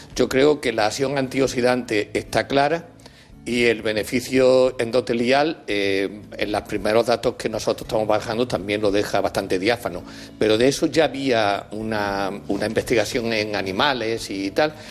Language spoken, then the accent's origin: Spanish; Spain; Nosotros, en España, con el jamón ibérico